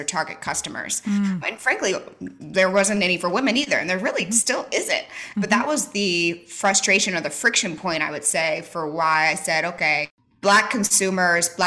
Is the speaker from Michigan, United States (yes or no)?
no; St. Louis, Missouri, United States; moved away as an adult; also born or lived in San Francisco / Los Angeles; now in Nashville, United States; I grew up in St. Louis, Missouri